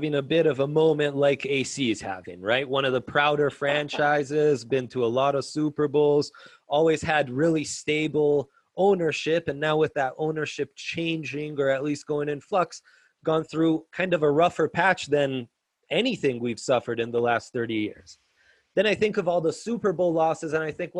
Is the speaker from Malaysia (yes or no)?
no; Italy; moved away; I grew up in Italy